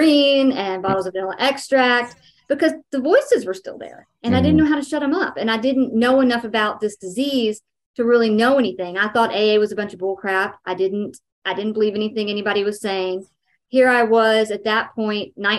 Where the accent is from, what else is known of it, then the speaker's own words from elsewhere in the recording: Dallas, Texas, United States; I'm from Texas